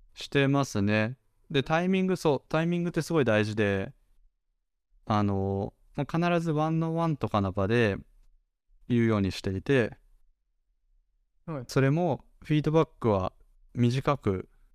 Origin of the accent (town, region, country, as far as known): Japan; born or raised there